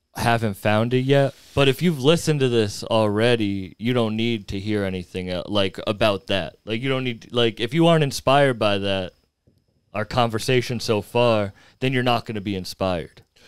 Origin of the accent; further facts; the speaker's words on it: Fitchburg, Massachusetts, United States; where I grew up in Fitchburg